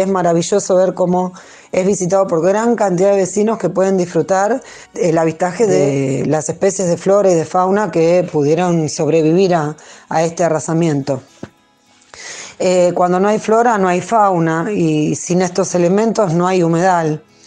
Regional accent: Berisso, Buenos Aires Province, Argentina; nací acá en Berizo

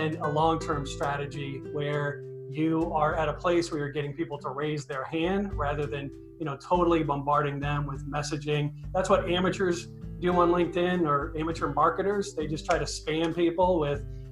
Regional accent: Maine, United States; moved away as an adult; also born or lived in San Diego; now in Austin, United States; I'm from the East Coast originally, from Maine.

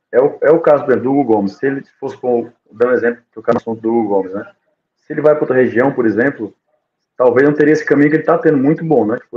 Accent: Algarve, Portugal; moved away; Eu, eu, às vezes, que saí do Algarve, em termos de região e de, de, família, de família, a minha região, a minha namorada tá, tá em, no Algarve, né?

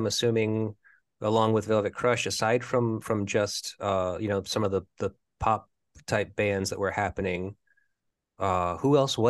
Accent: Cranston, Rhode Island, United States; also born or lived in Providence, Rhode Island; I was born and raised in Cranston, really. Okay. But I moved into Providence when I was 18, so that was like 98.

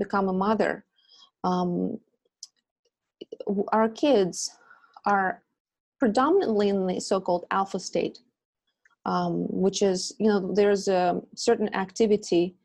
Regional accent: Russia; moved away as an adult; now in United States; I come from Russia, and I was born in Soviet Union

